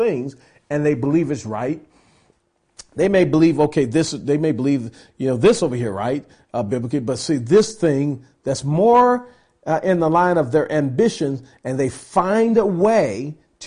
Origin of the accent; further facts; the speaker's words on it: United States; I'm an American. You know, I'm thankful that I was born in this country